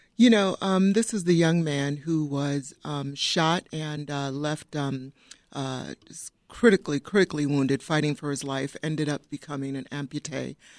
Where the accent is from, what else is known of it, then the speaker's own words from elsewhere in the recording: Downers Grove, Illinois, United States; I grew up in Downers Grove, went to Downers Grove South.